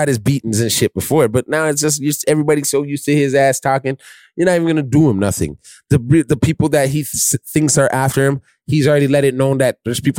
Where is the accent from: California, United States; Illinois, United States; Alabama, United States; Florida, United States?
Illinois, United States; Chicago; You can't stop me. I'm from Chicago.